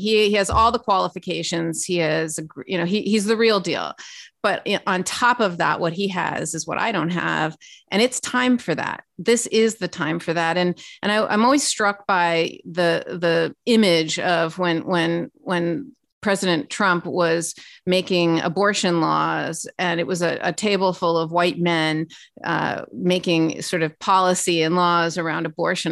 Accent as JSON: {"language": "English", "town": "Los Angeles", "region": "California", "country": "United States", "tie": "born or raised there", "also_born_or_lived": "Washington", "moved": "as an adult", "said": "born and raised in Los Angeles, California"}